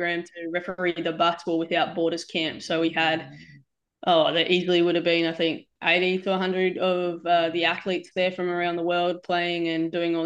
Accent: Gold Coast, Queensland, Australia; moved away as an adult; also born or lived in Townsville; now in Jersey City, United States; We grew up on the Gold Coast

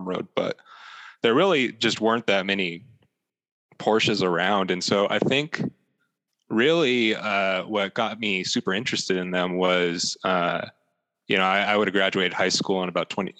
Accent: Las Cruces, New Mexico, United States; I grew up in Las Cruces, New Mexico, which is down the southern middle part of the state

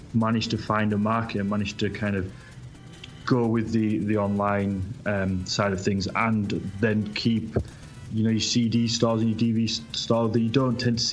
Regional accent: United Kingdom; I'm a Brit. I'm across the water from you

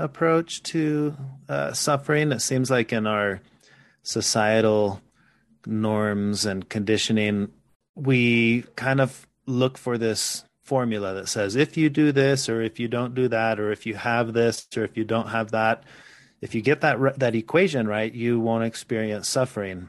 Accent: Mexico; also born or lived in Texas, United States; now in Utah, United States; I was born in Texas. I grew up in Mexico.

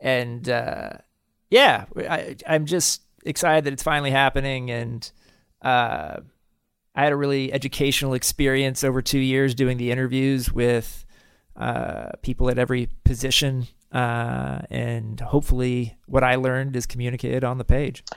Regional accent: United States; our country, a country of three hundred fifty million

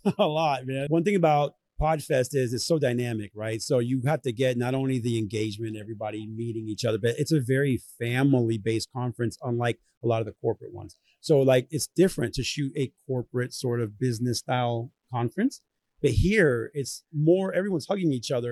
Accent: Orlando, Florida, United States; also born or lived in Venezuela / Southern California; now in Tampa, United States; I grew up here in Orlando

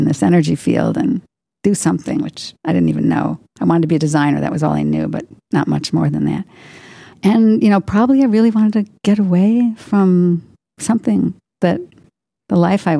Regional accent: near Chicago, Illinois, United States; moved away; I'm from Illinois. Illinois. Near right. Chicago.

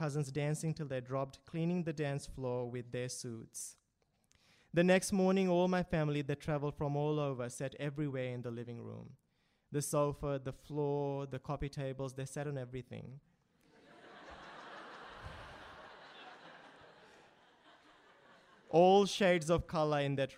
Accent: Fiji; now in Sydney, Australia; my childhood growing up in Fiji

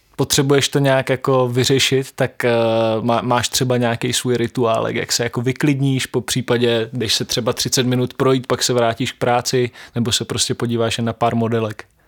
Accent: Šumperk, Olomouc Region, Czechia; já pocházím ze Šumperka

